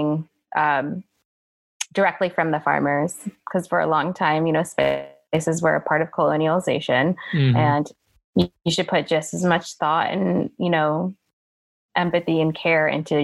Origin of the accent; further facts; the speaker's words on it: New Jersey, United States; I grew up in North Jersey in the land of literally they filmed The Sopranos in my town